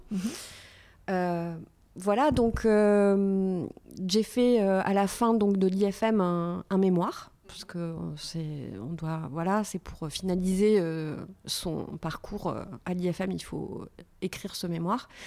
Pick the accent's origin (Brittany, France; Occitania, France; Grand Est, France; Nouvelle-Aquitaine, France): Occitania, France; Toulouse; je suis ah originaire de Toulouse.